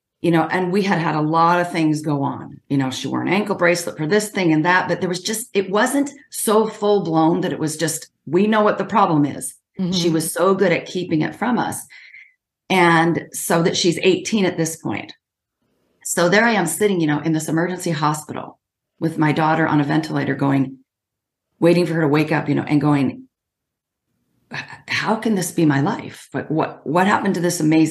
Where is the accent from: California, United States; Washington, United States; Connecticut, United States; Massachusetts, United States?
Washington, United States; I'm from Washington State